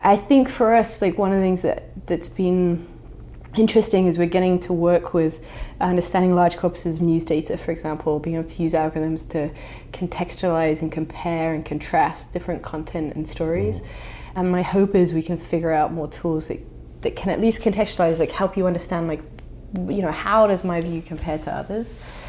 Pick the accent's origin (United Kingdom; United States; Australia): United Kingdom; England; so I'm English, although my accent hides it slightly, but in England there's an incredible division over the Brexit question.